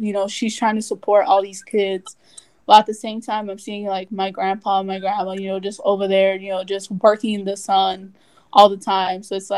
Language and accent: English; Los Angeles, California, United States; also born or lived in Littlerock, California; So I moved to Watts when, like, in fourth grade, so I must have been, like, 9 or 10 around there. But, like, I was originally from, like, I lived, like, in a small, like, town called, like, Little Rock. It's, like, near Lancaster.